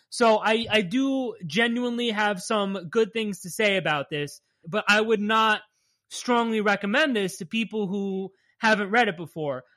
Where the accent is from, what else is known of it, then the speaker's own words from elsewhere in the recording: New Jersey, United States; We're from Jersey